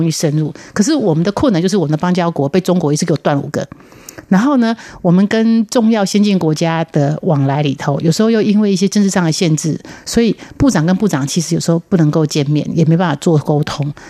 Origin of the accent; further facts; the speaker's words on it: Taiwan; 你中国人多啊，你资源多啊，我台湾人少是没关系啊。